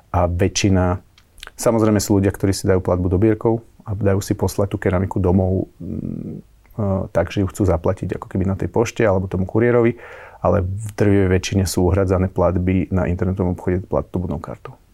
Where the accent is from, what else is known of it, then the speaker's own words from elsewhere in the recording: Modra, Bratislava Region, Slovakia; u nás v Modre